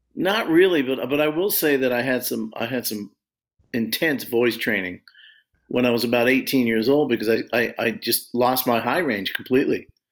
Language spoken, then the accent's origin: English; Long Beach, California, United States; I grew up in California